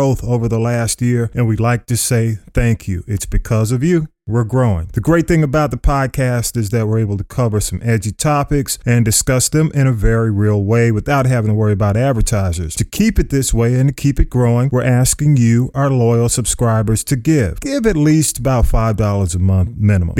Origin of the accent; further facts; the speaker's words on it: Atlanta, Georgia, United States; I grew up on North Avenue